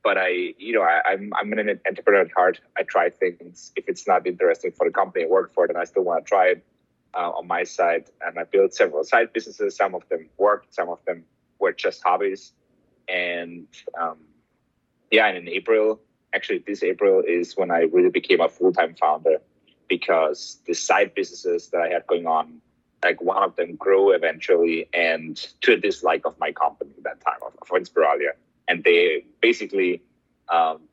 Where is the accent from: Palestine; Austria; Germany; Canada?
Austria; Vienna; English is a second language; moved away as an adult; also born or lived in Madrid, Spain; now in Miami, United States; I'm born in Austria. I'm Austrian. I grew up in Vienna. It's where I went to school, where I did my degrees.